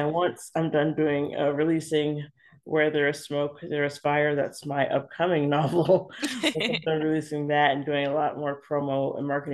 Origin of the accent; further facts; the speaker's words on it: Los Angeles, California, United States; I was born and raised in Los Angeles